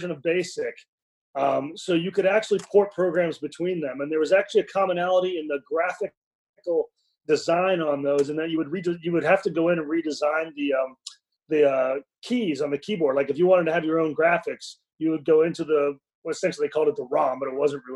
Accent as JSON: {"language": "English", "town": "Tulsa", "region": "Oklahoma", "country": "United States", "tie": "born or raised there", "also_born_or_lived": "Peoria, Illinois / Kirkwood, Missouri", "said": "moved to Tulsa, where I did most of my growing up"}